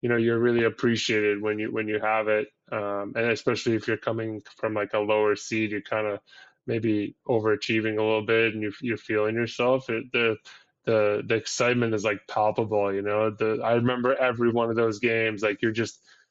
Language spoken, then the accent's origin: English; Ottawa, Ontario, Canada; moved away as an adult; also born or lived in Syria; now in Toronto area, Canada; we're all from Ottawa.